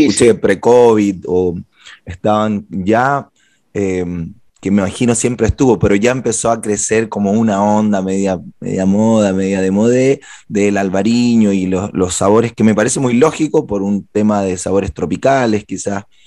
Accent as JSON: {"language": "Spanish", "town": "Guayaquil", "region": "Guayas", "country": "Ecuador", "tie": "born or raised there", "said": "nacimos en la misma ciudad, en Guayaquil"}